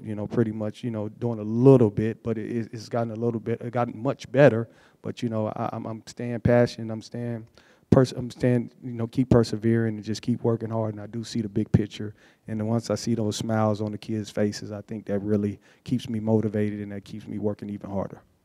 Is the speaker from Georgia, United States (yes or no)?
yes; Atlanta, Georgia, United States; also born or lived in Muncie, Indiana; I grew up in Atlanta, but I, am originally born in Muncie, Indiana